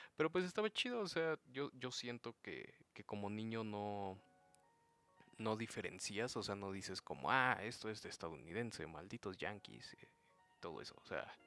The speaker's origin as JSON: {"language": "Spanish", "country": "Mexico"}